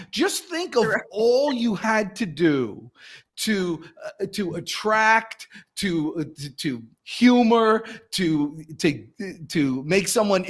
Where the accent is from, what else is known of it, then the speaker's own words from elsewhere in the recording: New Jersey, United States; now in Atlanta, United States; I came to Atlanta weekend with a buddy of mine from home. So I came from New Jersey down to Atlanta.